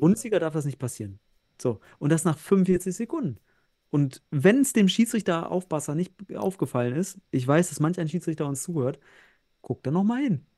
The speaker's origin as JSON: {"language": "German", "region": "North Rhine-Westphalia", "country": "Germany", "said": "ich bin ja Westfale"}